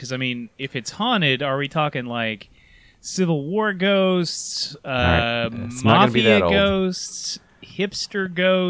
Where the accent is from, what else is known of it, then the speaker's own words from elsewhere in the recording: United States; I'm going to guess this is like a growing up in Claiborne County kind of thing